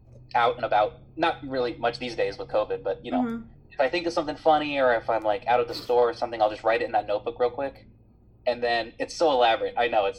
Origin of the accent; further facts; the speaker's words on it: Los Angeles, California, United States; I'm from San Pedro.